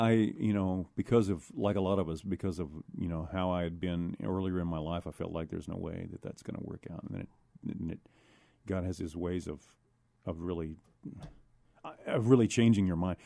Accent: San Antonio, Texas, United States; I was born and raised here in San Antonio, Texas.

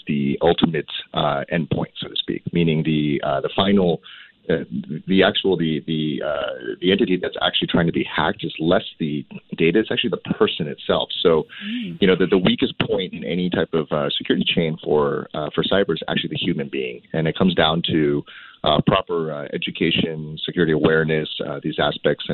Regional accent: Cupertino, California, United States; I grew up in Cupertino

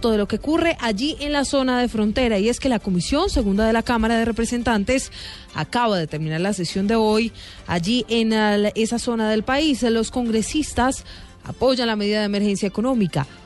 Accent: Venezuela; moved away as an adult; tengo 19 años. Salí de Venezuela porque me sacaron de una finca donde estábamos y pasamos por el río.

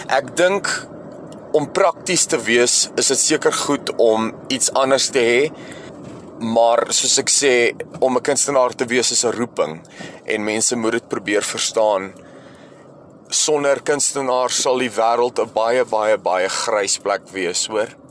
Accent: Alberton, Gauteng, South Africa; also born or lived in Johannesburg; gebore in Johannesburg stad en ek het in Alberton grootgeword.

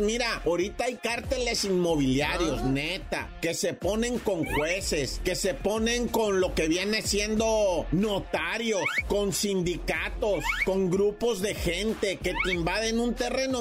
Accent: Mexico

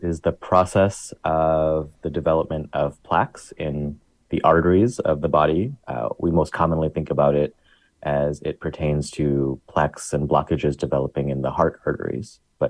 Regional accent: Chicago, Illinois, United States; I grew up in the South Asian community of Chicago.

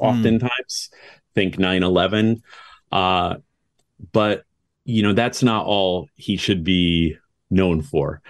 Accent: United States; I'm an American conductor.

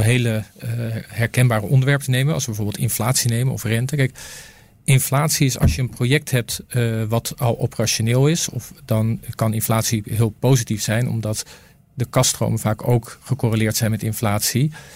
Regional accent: Netherlands; ik kom natuurlijk uit Nederland.

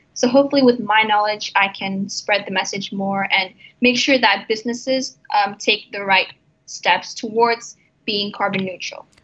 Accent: Jakarta, Indonesia; now in Abu Dhabi, United Arab Emirates; I come from Indonesia, and the place where I'm from, Jakarta, which is the capital city

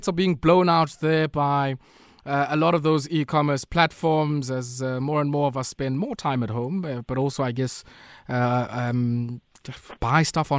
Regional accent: Queenstown, Eastern Cape, South Africa; I'm from Queenstown.

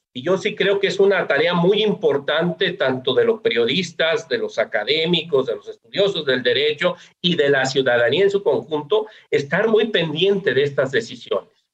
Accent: Mexico; las y los mexicanos veamos la importancia

